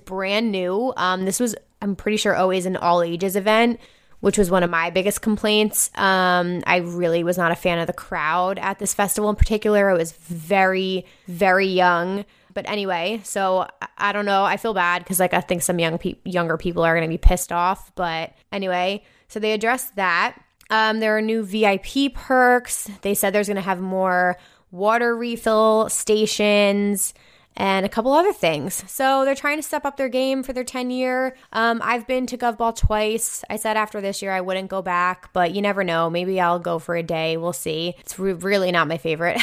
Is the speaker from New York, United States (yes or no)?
yes; New York City, New York, United States; it's my hometown festival